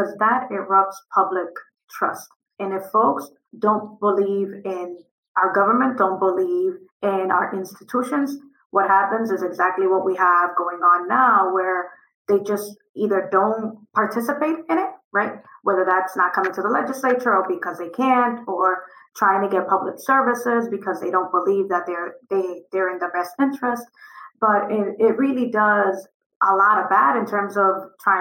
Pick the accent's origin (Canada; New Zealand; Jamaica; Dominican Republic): Dominican Republic; also born or lived in Providence, Rhode Island; now in Rhode Island, United States; I'm from Dominican Republic